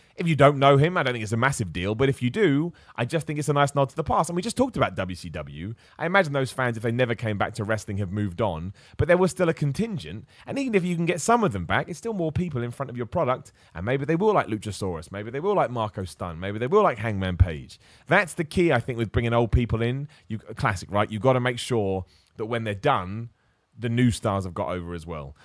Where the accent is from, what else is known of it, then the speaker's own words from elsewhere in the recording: Luton, East of England, United Kingdom; I was born in Luton